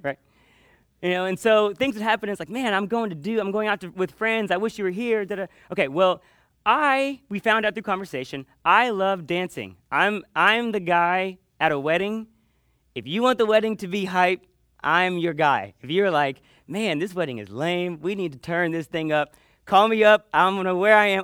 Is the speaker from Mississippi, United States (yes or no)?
no; Panama City, Florida, United States; I grew up in Panama City on the beach